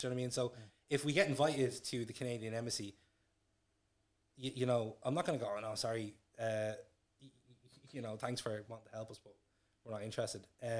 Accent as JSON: {"language": "English", "town": "Dublin", "region": "Leinster", "country": "Ireland", "tie": "born or raised there", "said": "I was born and raised in Tala."}